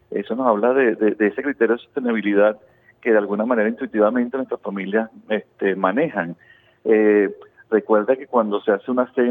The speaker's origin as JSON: {"language": "Spanish", "country": "Venezuela", "said": "Y en nuestros hogares nos hemos acostumbrado a que generalmente somos, los venezolanos son generosos con el tema de la comida."}